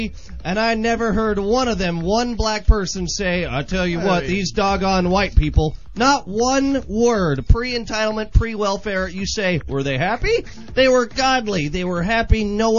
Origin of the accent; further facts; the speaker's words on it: United States; As an American